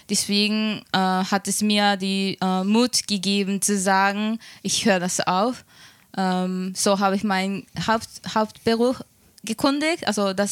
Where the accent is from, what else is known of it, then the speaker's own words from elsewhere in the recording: Japan; German is a second language; now in Germany; okay, jetzt bin ich in Deutschland, was mache ich als Japanerin? Ich kann Deutsch, aber nicht gut genug für mich, um irgendwo in einem Unternehmen zu arbeiten